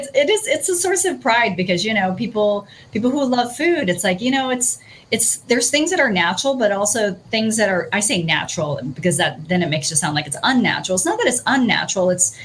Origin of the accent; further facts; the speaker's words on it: Oregon, United States; moved away; when we first moved to Oregon, I'm originally from Oregon, but my partner, he's not from here.